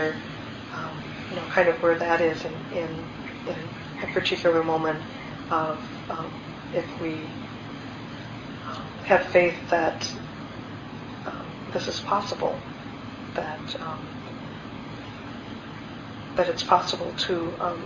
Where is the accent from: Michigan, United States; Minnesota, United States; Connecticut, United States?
Minnesota, United States; I grew up in Minnesota